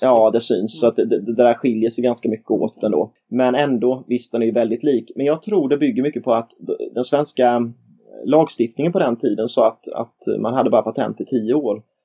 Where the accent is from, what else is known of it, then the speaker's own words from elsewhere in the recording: Nässjö, Jönköping County, Sweden; jag är från Nässjö